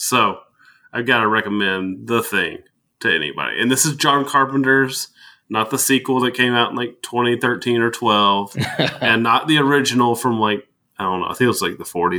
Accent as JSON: {"language": "English", "town": "Bowling Green", "country": "United States", "tie": "born or raised there", "said": "I grew up in Bowling Green."}